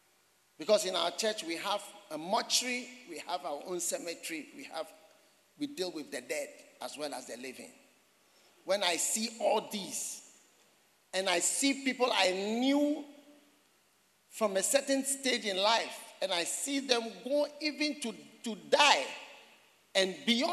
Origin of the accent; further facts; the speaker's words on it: Buipe, Savannah Region, Ghana; You are from where? I said, I'm from Buipe.